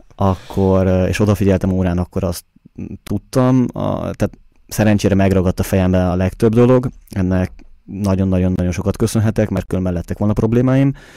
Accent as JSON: {"language": "Hungarian", "region": "Budapest", "country": "Hungary", "tie": "born or raised there", "moved": "yes", "lives_now": "Vienna, Austria", "said": "Budapesten születtem, ugye ott nőttem fel"}